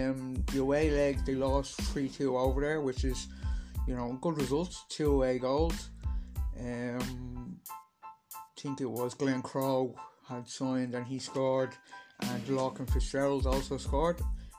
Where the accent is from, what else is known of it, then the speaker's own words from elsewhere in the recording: Swords, Leinster, Ireland; I am from Swords all my life